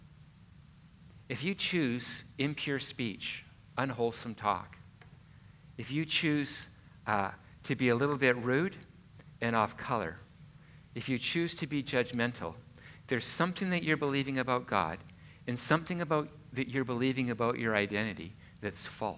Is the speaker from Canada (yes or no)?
yes; Canada; I'm Canadian